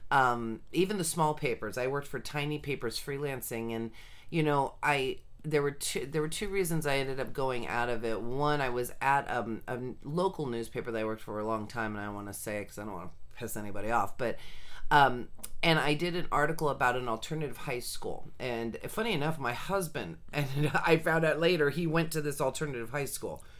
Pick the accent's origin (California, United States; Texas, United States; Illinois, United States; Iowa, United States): California, United States; Sunnyvale; I was actually born and raised in Sunnyvale, California